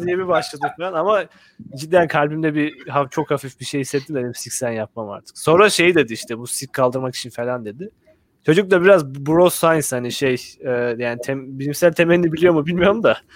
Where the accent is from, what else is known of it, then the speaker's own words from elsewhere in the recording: Black Sea Region, Turkey; moved away; benim memleketimde yani Karadeniz'lerin olduğu tarafta